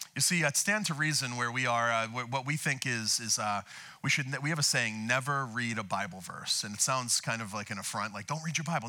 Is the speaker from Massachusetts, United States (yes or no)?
yes; outside of Boston, Massachusetts, United States; now in Camarillo, United States; I'm from uh, Boston, outside of Boston.